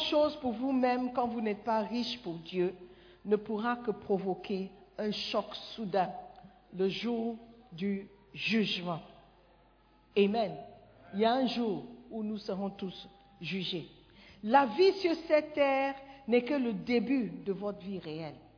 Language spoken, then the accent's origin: French; Ghana; French is a second language; moved away as an adult; Moi, je viens du Ghana.